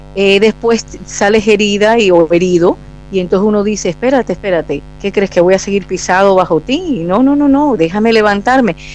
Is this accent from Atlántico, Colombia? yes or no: yes; Barranquilla, Atlántico, Colombia; Nací en Barranquilla, Colombia, de madre colombiana y padre italiano.